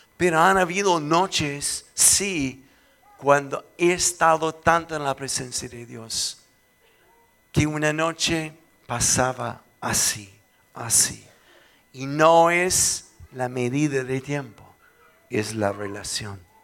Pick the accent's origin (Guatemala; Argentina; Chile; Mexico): Chile; soy chileno